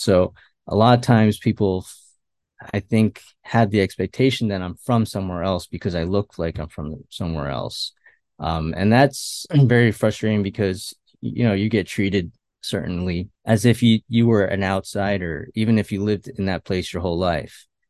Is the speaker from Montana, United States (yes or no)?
no; Westchester, New York, United States; also born or lived in Queens, New York; I was born and raised here in New York, and not New York City, but, uh, Westchester, New York